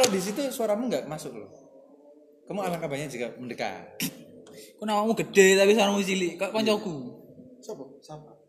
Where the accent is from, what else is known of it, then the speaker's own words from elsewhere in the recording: Gresik, East Java, Indonesia; kita lagi uh, kita sebagai orang Gresik sih.